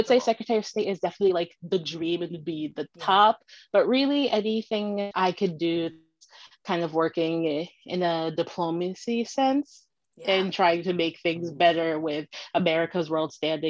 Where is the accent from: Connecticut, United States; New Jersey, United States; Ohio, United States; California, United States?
Connecticut, United States; Manchester; also born or lived in Philadelphia; I am from Manchester, Connecticut. I've lived here my entire life, except for the 4 years I spent in Philadelphia